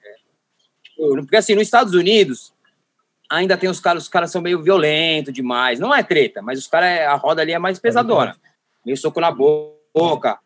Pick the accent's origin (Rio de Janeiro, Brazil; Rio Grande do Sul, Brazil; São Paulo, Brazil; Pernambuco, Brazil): São Paulo, Brazil; Osasco; eu sou, na real, do Jardim Dávila, que é o último bairro de Osasco, divisa com São Paulo